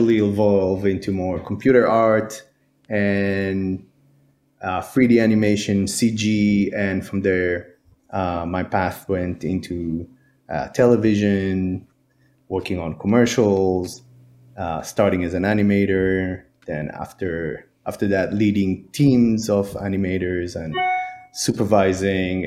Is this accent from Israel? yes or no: yes; Israel; moved away; I'm actually from Israel, so I went to school over there.